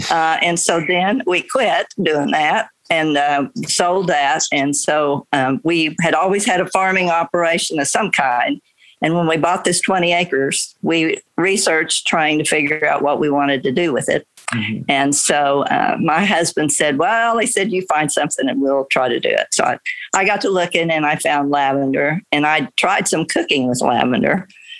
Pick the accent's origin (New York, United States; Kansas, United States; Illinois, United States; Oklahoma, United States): Oklahoma, United States; Yes, Northwest Oklahoma. My husband and I are on the north end of when anyone should be starting a business or doing anything. But we grew up in wheat country.